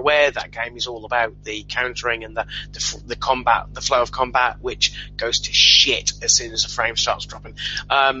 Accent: United Kingdom; I'm from Britain

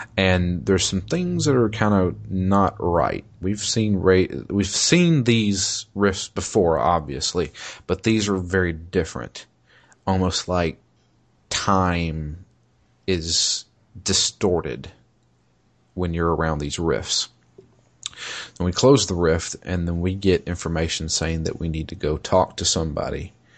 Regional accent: United States; I'm an American

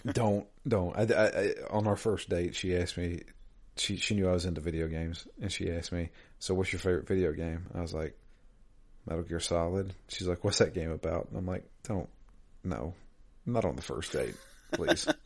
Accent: Georgia, United States; I'm I'm from Georgia

